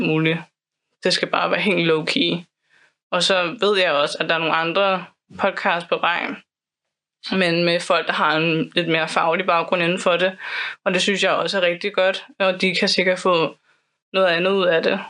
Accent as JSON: {"language": "Danish", "town": "Copenhagen", "region": "Capital Region of Denmark", "country": "Denmark", "tie": "born or raised there", "also_born_or_lived": "Islands Brygge", "said": "jeg er opvokset på Amager"}